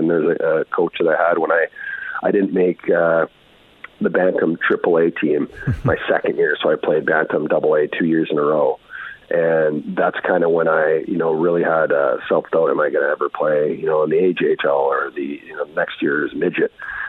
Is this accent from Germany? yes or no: no; Red Deer, Alberta, Canada; I'm from Red Deer.